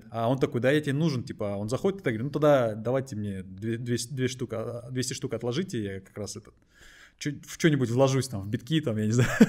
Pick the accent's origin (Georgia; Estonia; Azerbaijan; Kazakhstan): Kazakhstan; просто так сложилось географически, что мы из Казахстана, хотя у нас стартап хороший.